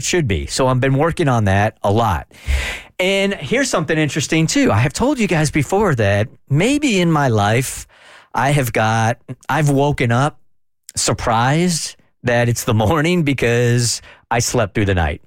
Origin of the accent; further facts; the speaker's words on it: California, United States; when I grew up in California, as an undersized kid